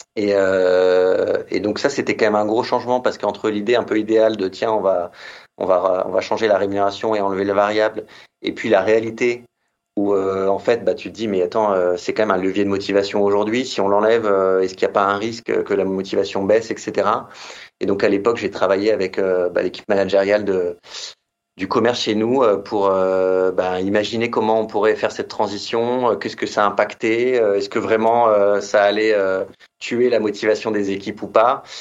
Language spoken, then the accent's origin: French; Metz, Grand Est, France; moved away as an adult; also born or lived in Reims; now in Paris, France; je suis né dans l'Est à Metz